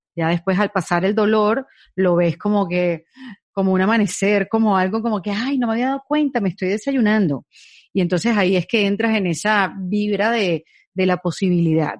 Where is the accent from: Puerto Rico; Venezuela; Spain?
Venezuela; en Venezuela tenemos la ñapa